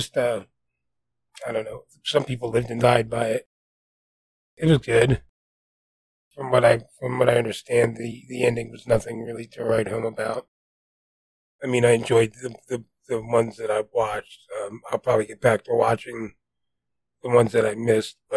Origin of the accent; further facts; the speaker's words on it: New Jersey, United States; accent: New Jersey; moved away; being from New Jersey, my accent, you know, being removed from New Jersey for so long